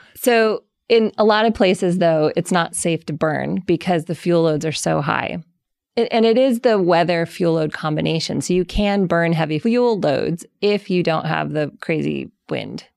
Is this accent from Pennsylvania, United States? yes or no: no; Colorado, United States; I grew up in Colorado